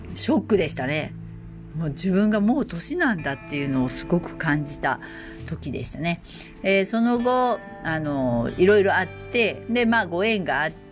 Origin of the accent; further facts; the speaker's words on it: Osaka, Japan; 大阪生まれの大阪育ちで